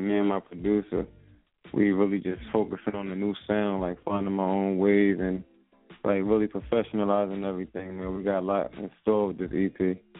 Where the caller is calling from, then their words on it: Philadelphia, Pennsylvania, United States; North Philly, what's going on?